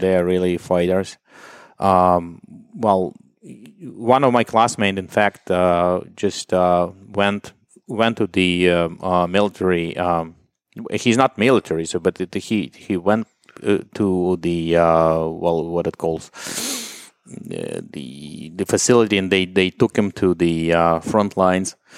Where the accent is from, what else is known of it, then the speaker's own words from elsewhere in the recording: Dnipro, Dnipropetrovsk Oblast, Ukraine; English is a second language; moved away; my hometown is Dnipro. It used to be Dnipropetrovsk.